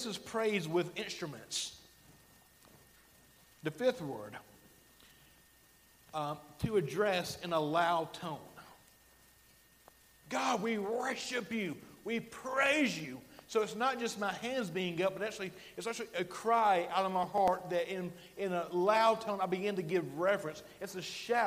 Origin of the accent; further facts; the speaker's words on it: Alabama, United States; accent: Alabama; my Alabama accent